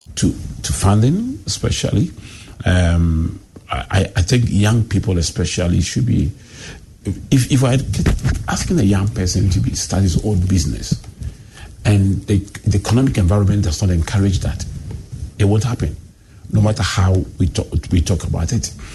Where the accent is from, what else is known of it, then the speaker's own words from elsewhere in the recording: Accra, Greater Accra, Ghana; I grew up in Adabraka and I started school in O'Reilly